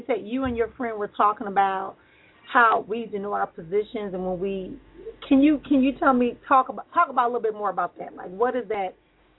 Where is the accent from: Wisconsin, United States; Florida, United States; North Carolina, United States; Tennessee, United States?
Wisconsin, United States; Milwaukee; my hometown of Milwaukee.